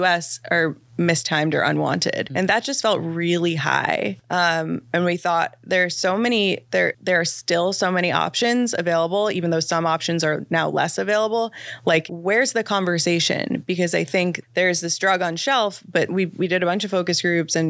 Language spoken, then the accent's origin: English; Midwest, United States; moved away; I'm originally from the Midwest.